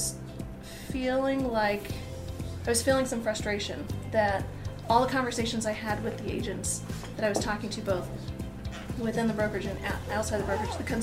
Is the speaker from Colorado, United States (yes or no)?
yes; Colorado, United States; I was born in Colorado